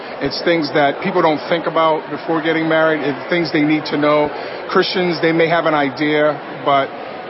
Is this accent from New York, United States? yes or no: no; Boston, Massachusetts, United States; I'm from Boston, Massachusetts.